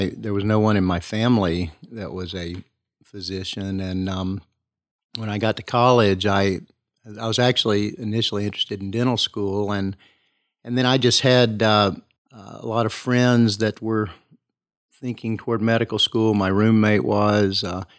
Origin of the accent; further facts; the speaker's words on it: Kingsport, Tennessee, United States; I was raised in Kingsport.